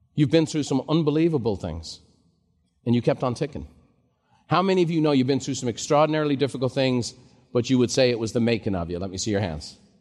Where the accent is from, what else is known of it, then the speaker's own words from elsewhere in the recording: Ireland; now in United States; growing up in Ireland just as a kid